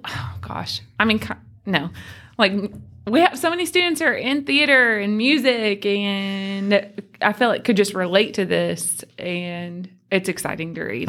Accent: Tennessee, United States; I am from Tennessee

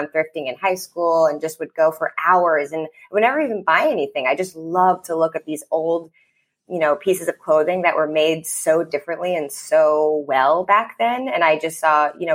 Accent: Long Island, New York, United States; also born or lived in Annapolis, Maryland; now in Brooklyn, United States; I'm from Long Island, so I'm a New Yorker at heart

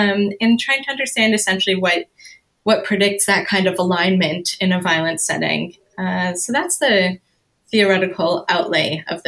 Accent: Canada; now in United States; I'm a woman, I am white, I'm Canadian, I'm Jewish, I'm an American immigrant or an immigrant to the US

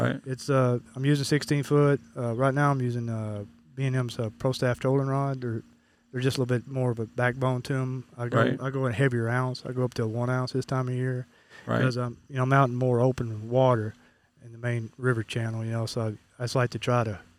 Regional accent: East Arkansas, United States; now in Northwest Arkansas, United States; I've lived here for about 20 years. I'm from East Arkansas, a town called Livewell, Arkansas

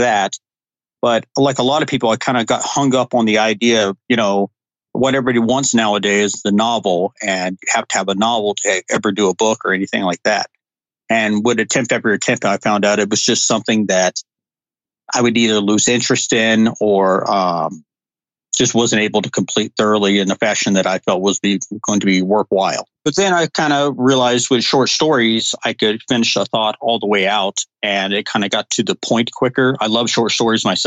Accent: Montana, United States; also born or lived in Georgia; I grew up here in Montana. I was actually born in Georgia, but my family moved up here when I was 5 years old, and I've lived in Montana ever since.

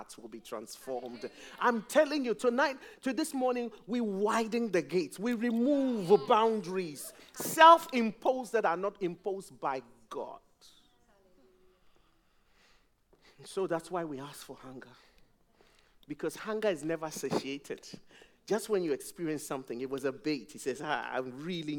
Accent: Ghana; now in England; When I first came to England, I'm from Ghana

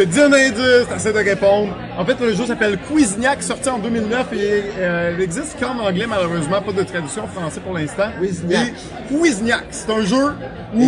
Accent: Quebec, Canada

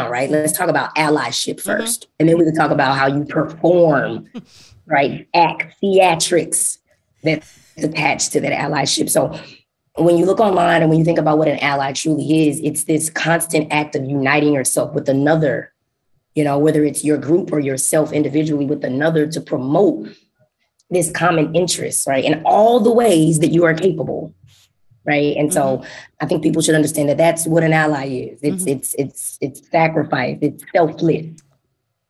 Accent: Dallas, Texas, United States; moved away as an adult; now in Urbana-Champaign, United States; born and raised in Dallas, Texas

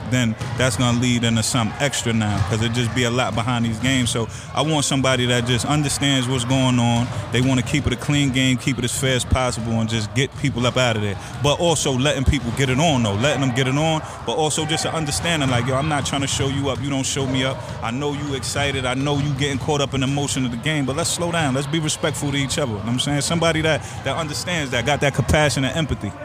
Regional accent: Amityville, New York, United States; I grew up in Amityville

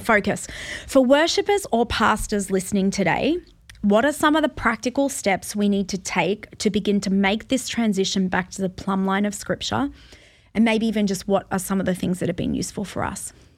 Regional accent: Australia; as an Australian

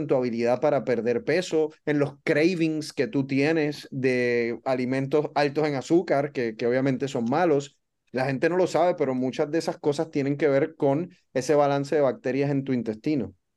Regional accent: Puerto Rico; moved away as an adult; also born or lived in Dallas, United States / Baltimore, United States; now in Miami, United States; soy boricua, soy de Puerto Rico, crecí en Puerto Rico

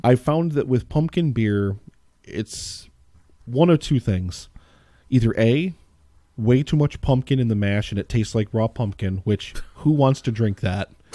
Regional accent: Pennsylvania, United States; I grew up in Pennsylvania

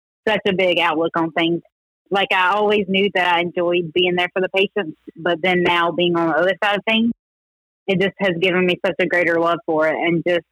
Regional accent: Taylorsville, North Carolina, United States; we are from North Carolina, a little place called Taylorsville

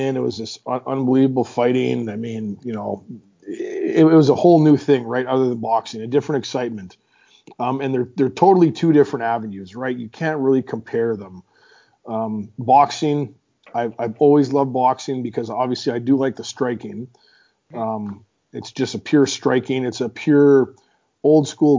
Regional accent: Meadow Lake, Saskatchewan, Canada; in my hometown, Meadow Lake

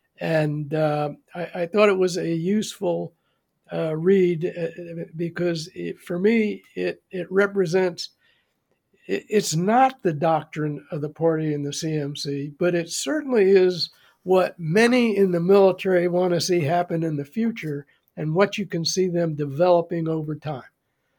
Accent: United States; I'm from the U.S. I used to be an attaché here

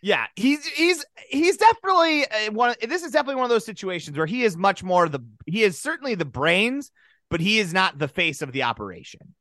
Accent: South Dakota, United States; we grew up in South Dakota

